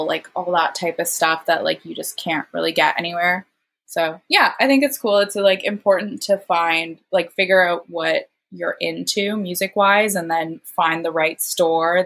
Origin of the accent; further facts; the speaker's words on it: Hamilton, Ontario, Canada; moved away; I'm from Hamilton originally